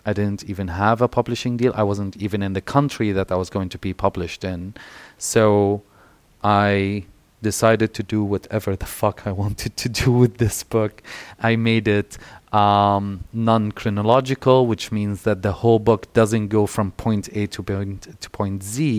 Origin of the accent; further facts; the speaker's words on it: Syria; moved away; also born or lived in Egypt; as queer folks growing up in Syria, living in, in Egypt